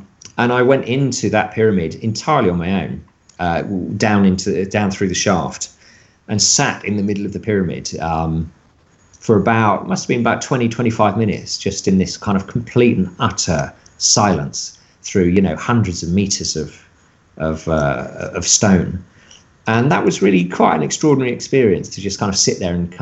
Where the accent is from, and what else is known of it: United Kingdom